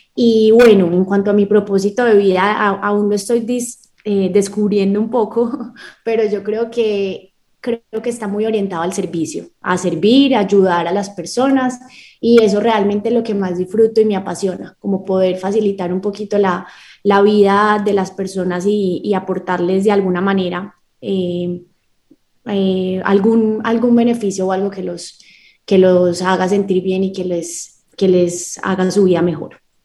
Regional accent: Medellín, Antioquia, Colombia; nací en Medellín, Colombia, tengo 28 años, toda mi vida he vivido aquí en Medellín

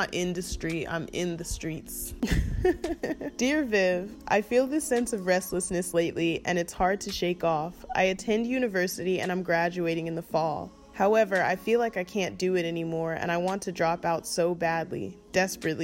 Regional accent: Atlanta, Georgia, United States; moved away; also born or lived in Oakland, California; I'm from Atlanta

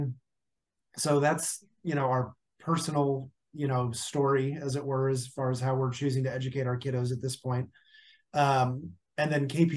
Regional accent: Kansas City, United States; now in Wichita, United States; I grew up in the Kansas City area, kind of, you know, the leafy suburb thing

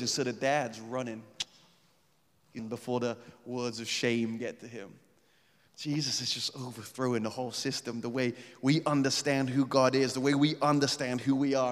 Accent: England, United Kingdom; we're English

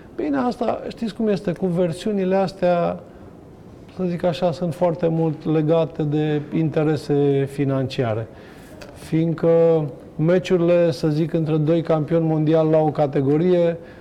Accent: Hunedoara, Hunedoara County, Romania; also born or lived in Germany; eu stau tot la Hunedoara sunt prieten cu foarte mulți încă din copilărie. Sunt colegi de-ai mei care, nu știu, am fost cu ei

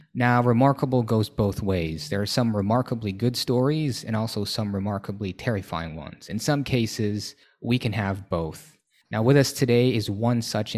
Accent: Manila, Metro Manila, Philippines; English is a second language; moved away as an adult; now in Thailand; originally, I'm from Manila

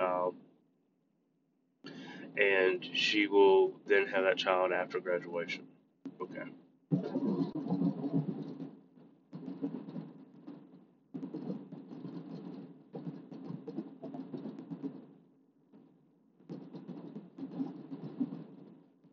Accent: United States; as an American

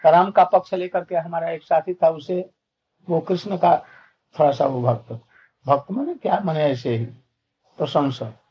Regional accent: India; born there; हम लोग गांव में जन्मे थे गंगा के किनारे गंगा से दो चार फकला

